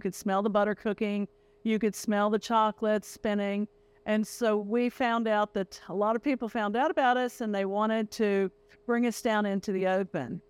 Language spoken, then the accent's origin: English; Greenbrier County, West Virginia, United States; I grew up in Greenberg County.